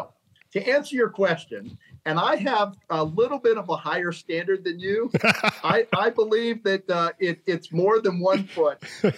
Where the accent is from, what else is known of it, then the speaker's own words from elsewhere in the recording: Columbus, Ohio, United States; also born or lived in Colorado Springs / Washington, D.C.; So as a military brat, I have spent the majority of my time growing up in Columbus, Ohio, going to college there.